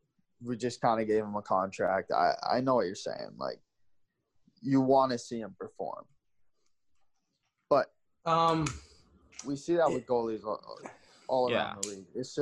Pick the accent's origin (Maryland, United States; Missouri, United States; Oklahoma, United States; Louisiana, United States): Missouri, United States; St. Louis; I was born in St. Louis, Missouri.